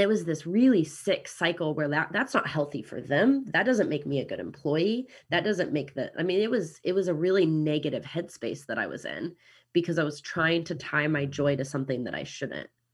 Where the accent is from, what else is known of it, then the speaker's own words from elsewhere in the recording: Kansas City, United States; accent: American; now in New Zealand; I'm from Kansas City originally